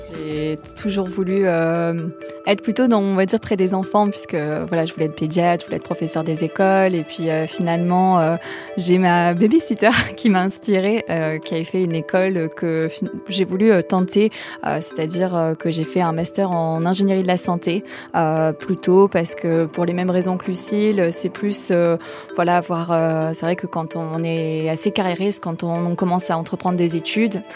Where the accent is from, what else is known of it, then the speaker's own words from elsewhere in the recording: L'Isle-sur-la-Sorgue, Provence-Alpes-Côte d'Azur, France; je suis originaire euh, du sud de la France, euh, plus particulièrement d'un petit village qui s'appelle lille sur la sorgue